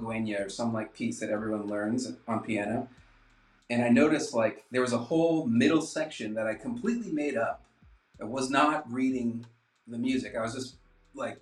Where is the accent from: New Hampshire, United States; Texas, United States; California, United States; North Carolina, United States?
New Hampshire, United States; moved away as an adult; now in New York, United States; I'm from New Hampshire